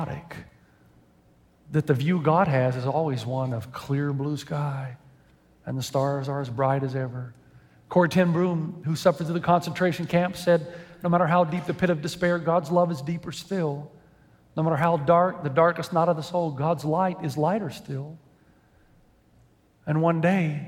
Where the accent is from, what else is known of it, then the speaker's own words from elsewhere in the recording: Tennessee, United States; moved away as an adult; also born or lived in Lexington; now in San Dimas, United States; I grew up in Tennessee